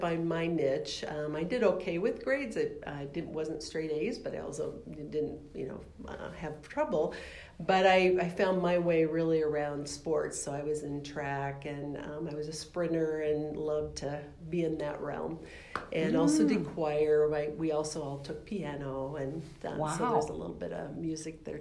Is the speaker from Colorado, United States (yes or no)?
yes; Littleton, Colorado, United States; also born or lived in Seattle, Washington; I actually was born in Seattle, but we moved to Colorado not too long after that. So all my school years were in Littleton, Colorado